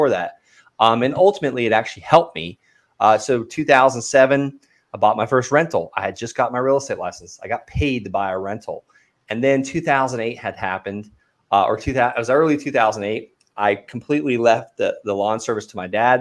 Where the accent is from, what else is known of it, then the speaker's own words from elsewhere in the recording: Okeechobee, Florida, United States; I grew up in a small town called Okeechobee, Florida